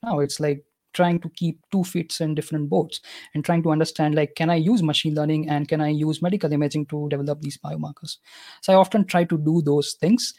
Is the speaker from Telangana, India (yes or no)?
no; Gujarat, India; first language Gujarati; English is a second language; My native language is Gujarati because I'm from Gujarat